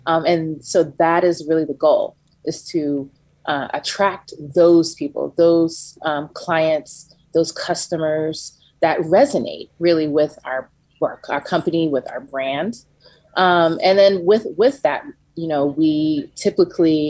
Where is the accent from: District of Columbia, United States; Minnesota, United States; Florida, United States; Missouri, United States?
Florida, United States; Gainesville; moved away as an adult; also born or lived in Tallahassee, Florida / Savannah, Georgia; now in Atlanta, United States; I'm from Gainesville. I was raised in Gainesville, Florida